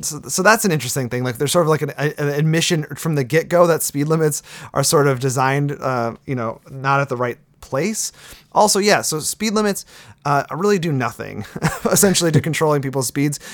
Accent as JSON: {"language": "English", "town": "Sturgeon Bay", "region": "Wisconsin", "country": "United States", "tie": "born or raised there", "moved": "yes", "said": "I was born and raised in Sturgeon Bay"}